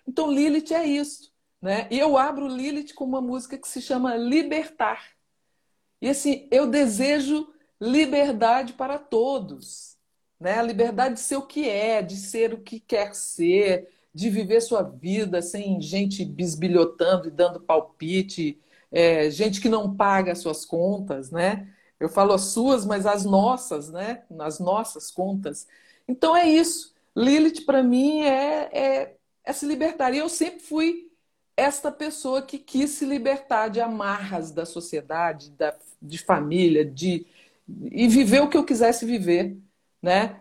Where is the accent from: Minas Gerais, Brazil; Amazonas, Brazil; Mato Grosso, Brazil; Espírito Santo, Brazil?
Minas Gerais, Brazil; moved away; also born or lived in Goiânia / São Paulo; eu nasci mesmo em Minas Gerais, né? Eu sou ah. mineira, tá. nascida em, Min em Minas Gerais